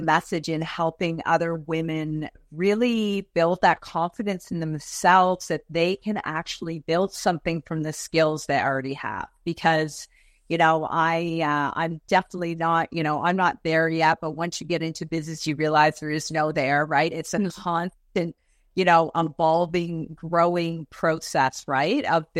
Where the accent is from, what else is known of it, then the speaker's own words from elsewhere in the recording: Toronto, Ontario, Canada; moved away as an adult; But yeah, no, I grew up in Toronto. And I followed my husband over there, 22 years ago.